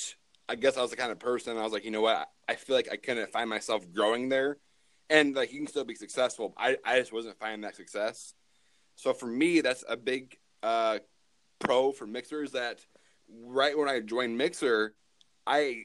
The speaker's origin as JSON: {"language": "English", "region": "Michigan", "country": "United States", "tie": "born or raised there", "said": "I am from Michigan, born and raised."}